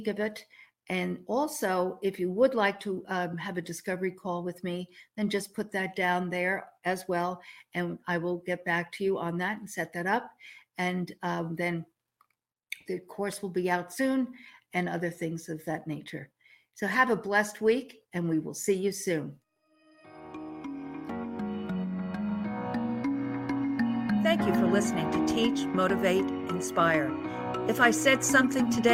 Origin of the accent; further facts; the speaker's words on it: outside of New York City, United States; moved away as an adult; now in Texas, United States; the New York girl growing up outside of New York City in the 50s, 60s, 70s, 80s. And then I moved to Texas in 87